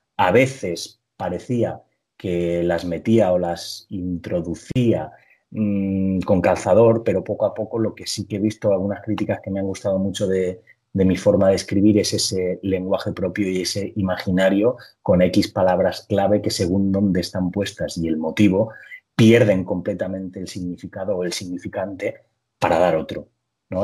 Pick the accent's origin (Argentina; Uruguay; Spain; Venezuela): Spain; Petrer, Valencian Community; moved away; a Petrera, a mi pueblo